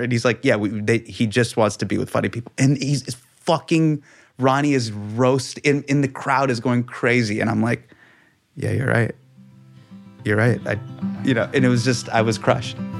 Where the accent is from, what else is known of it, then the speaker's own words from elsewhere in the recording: Davis, California, United States; moved away as an adult; also born or lived in New York; as a kid growing up in Davis